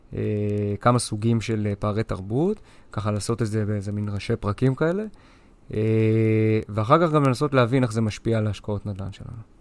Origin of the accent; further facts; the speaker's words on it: Israel; אנחנו ישראלים